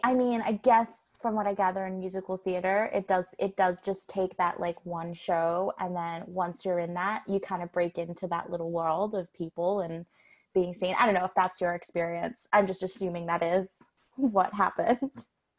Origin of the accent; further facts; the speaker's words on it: Australia; moved away as an adult; now in Vancouver, Canada; even as an Australian myself, I find the Australian market so much harder, and I am Australian, than coming and moving here to Vancouver.